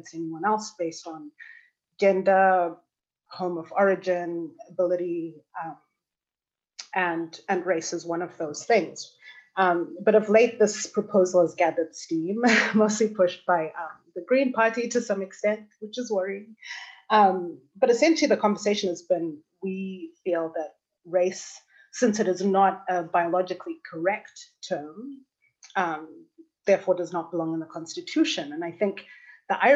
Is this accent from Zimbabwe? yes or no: yes; Zimbabwe; moved away as an adult; also born or lived in United States; now in Berlin, Germany; I was born and raised in Zimbabwe.